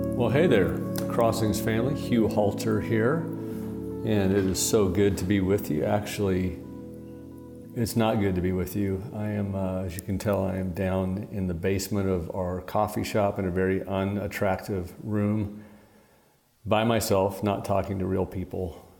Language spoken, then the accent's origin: English; Portland, Oregon, United States; moved away; I'm from Portland, Oregon